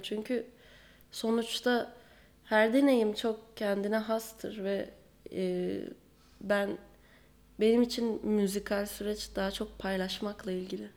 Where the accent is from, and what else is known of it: Aegean Region, Turkey